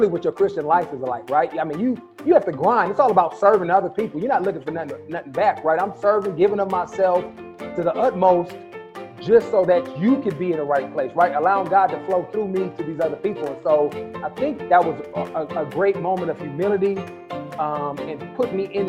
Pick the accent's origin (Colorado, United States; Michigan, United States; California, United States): California, United States; when I grew up in California